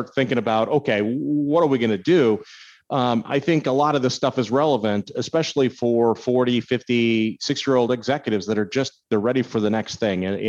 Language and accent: English; Minnesota, United States; moved away; I grew up in Minnesota, so I'm used to cold weather